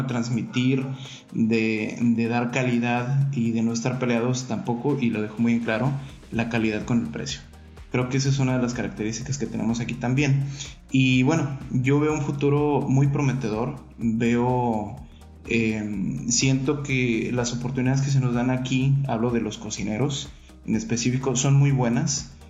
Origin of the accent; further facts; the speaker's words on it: Mexico; a nosotros como mexicanos